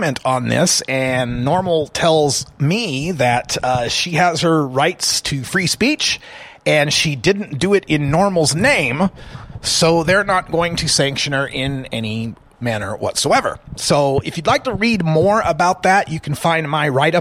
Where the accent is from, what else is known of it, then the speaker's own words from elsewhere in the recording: Idaho, United States; now in Oregon, United States; my home state of Idaho